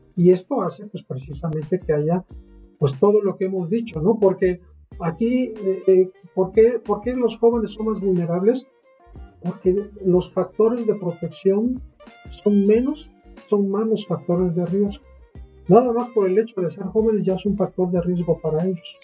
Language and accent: Spanish; Mexico; en nuestro país